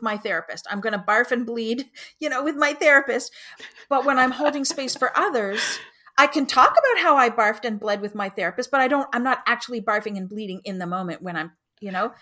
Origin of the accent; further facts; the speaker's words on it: Canada; I'm Canadian